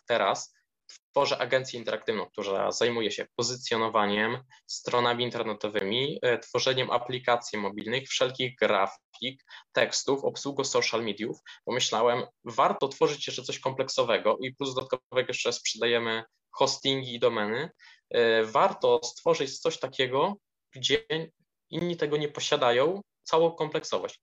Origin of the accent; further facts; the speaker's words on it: Sosnowica, Lublin Voivodeship, Poland; z na miejscowości, której pochodzę, z Sosnowica, powiat parczewski w województwie lubelskim